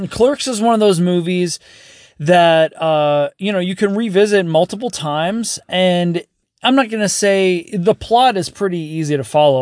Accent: Las Vegas, Nevada, United States; growing up in Vegas

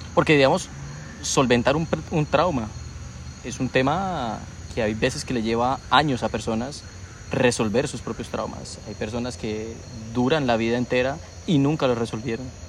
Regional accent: Colombia; nosotros tenemos aquí en Colombia

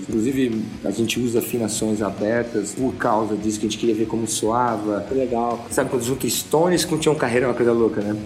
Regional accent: São José do Rio Preto, São Paulo, Brazil; moved away as an adult; also born or lived in Cesário Lange / Italy / London; foi quando logo eu saí de São José do Preto e foi, né, meus pais mudaram para perto de Sorocaba ali, no interior de uma cidade chamada Cesário Lange

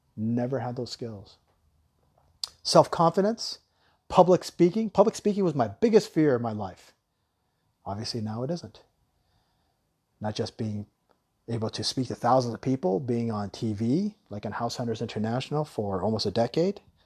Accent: Tucson, Arizona, United States; I grew up in Tucson, Arizona

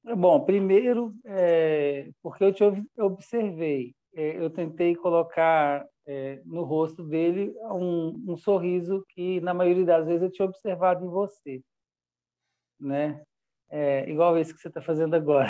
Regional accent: Belo Horizonte, Minas Gerais, Brazil; also born or lived in Goiás; now in São Bartolomeu, Brazil; eu sou mineiro, e fiz uma pesquisa entre os lugares mais próximos a Belo Horizonte, que é a minha cidade natal

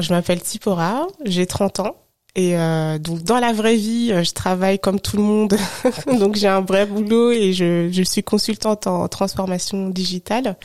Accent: Haute-Savoie, Auvergne-Rhône-Alpes, France; moved away as an adult; now in Paris, France; j'ai grandi, enfin je suis née, j'ai grandi en Haute-Savoie, mhm. donc je suis pas du tout parisienne

